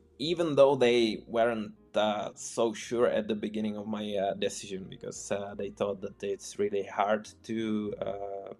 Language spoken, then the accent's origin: English; Czechia; first language Czech; English is a second language; moved away as an adult; now in Poland; I'm from Czech Republic and I moved to Poland.